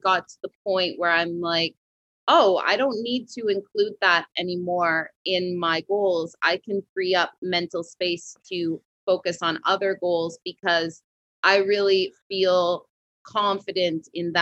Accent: west coast of Canada, Canada; now in Montreal, Canada; I'm not originally from Montreal, Quebec. I'm originally from the west coast of Canada, which is a lot like California.

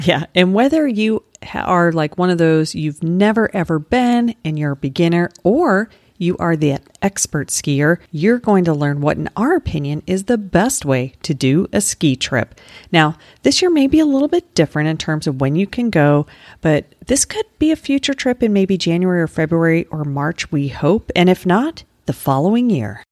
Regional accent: Colorado, United States; moved away as an adult; also born or lived in Utah; now in Florida, United States; my home state of Colorado or where I lived after college, which was in Utah

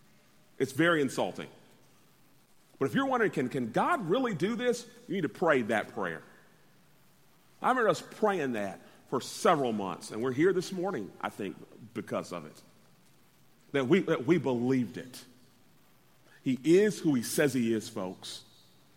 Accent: Orlando, Florida, United States; moved away; growing up in Orlando, Florida, not having much

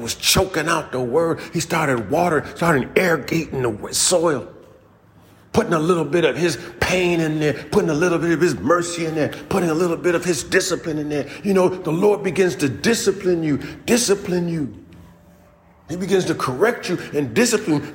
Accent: United States; I was born right here in the United States

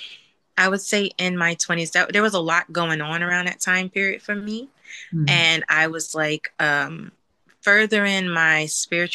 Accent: New Jersey, United States; moved away as an adult; now in California, United States; I'm originally from New Jersey. And so I relocated to California like 5 years ago

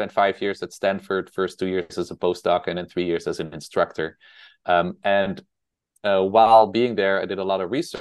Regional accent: Netherlands; accent: Dutch; English is a second language; moved away as an adult; also born or lived in Utrecht, Netherlands / New York City, United States; now in United States; I'm originally from the Netherlands. That's why I have this Dutch accent

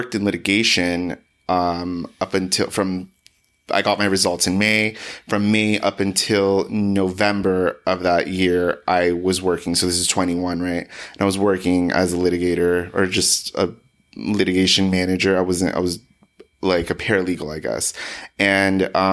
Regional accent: Los Angeles, California, United States; I was born and raised in Los Angeles.

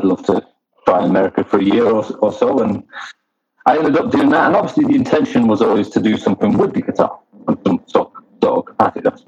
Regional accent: Manchester, North West England, United Kingdom; I've been in bands growing up in Manchester

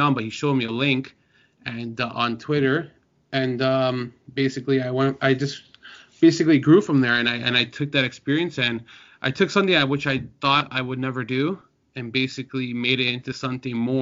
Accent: Toronto, Ontario, Canada; I'm from Toronto.

